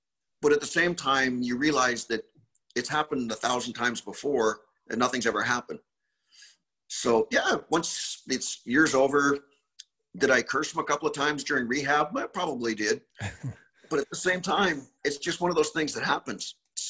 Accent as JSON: {"language": "English", "country": "Canada", "tie": "born or raised there", "said": "Growing up in Canada, probably not as much as some of the guys that played in the States."}